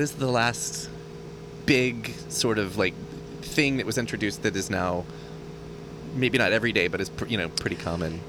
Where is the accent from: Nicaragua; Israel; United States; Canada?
United States; Texas; moved away as an adult; now in San Francisco, United States; I am from Texas